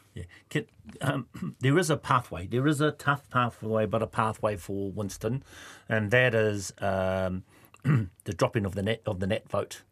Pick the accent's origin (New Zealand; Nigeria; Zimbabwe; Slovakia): New Zealand; Kawerau, Bay of Plenty; I'm from Kawerau